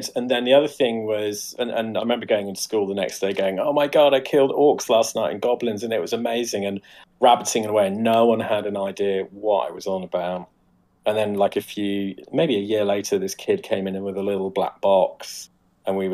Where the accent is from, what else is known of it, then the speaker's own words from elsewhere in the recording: Coventry, West Midlands, United Kingdom; used to go and help his grandfather with his secondhand bookstall in Coventry Indoor Market.